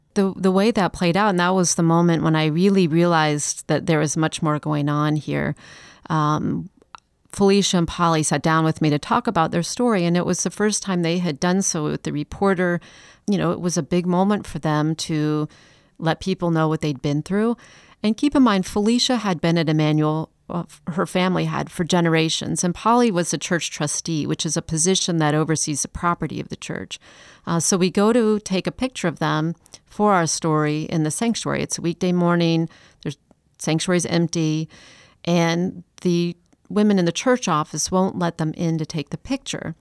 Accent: Chicago, Illinois, United States; also born or lived in Atlanta; now in Charleston, United States; I've lived here for twenty years, but I'm not from Charleston. I'm from Chicago. I lived in Atlanta, actually, for several years

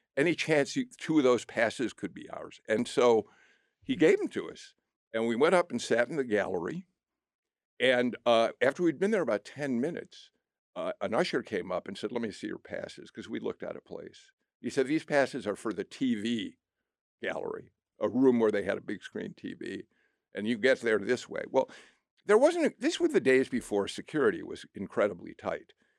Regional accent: Skokie, Illinois, United States; now in Atlanta, United States; I grew up in Skokie, outside of Chicago

